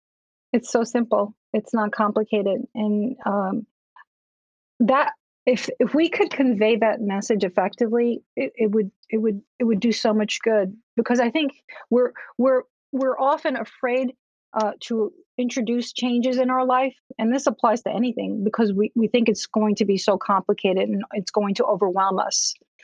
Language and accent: English; Cuba; I'm also Latin American. I'm from Cuba.